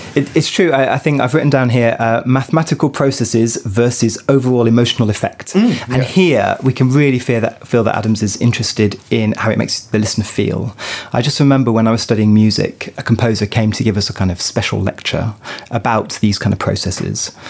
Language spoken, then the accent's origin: English; Paris, Île-de-France, France; here in my hometown of Paris